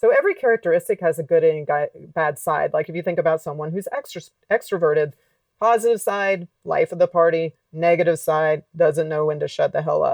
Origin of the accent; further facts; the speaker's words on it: Alabama, United States; moved away; also born or lived in Los Angeles; I grew up in Alabama, not